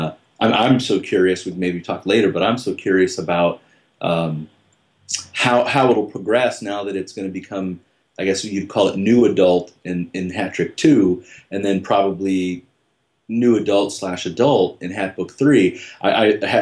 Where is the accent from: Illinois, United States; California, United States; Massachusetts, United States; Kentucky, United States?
Illinois, United States; Cicero; growing up in Cicero and around all the Al Capone stuff and gangsters